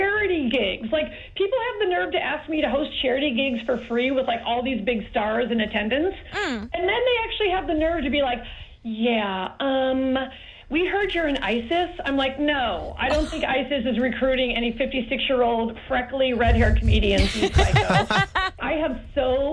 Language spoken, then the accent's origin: English; Forest Park, Illinois, United States; I'm from Forest Park, Illinois